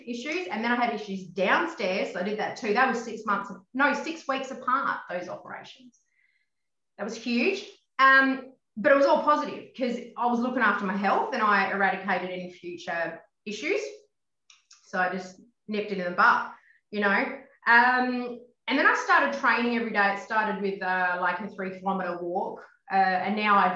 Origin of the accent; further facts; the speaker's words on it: Harvey, Western Australia, Australia; I grew up in Harvey. It's a small town, southwest, near Bunbury